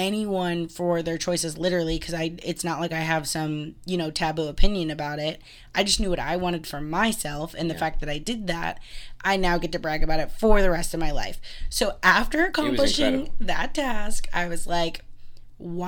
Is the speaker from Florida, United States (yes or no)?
yes; Florida, United States; I was raised alongside the beach in Florida